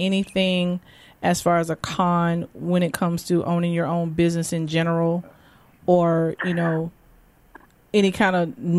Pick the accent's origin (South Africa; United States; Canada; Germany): United States; Riviera Beach, Florida; that's my home. I was born and raised in Riviera Beach.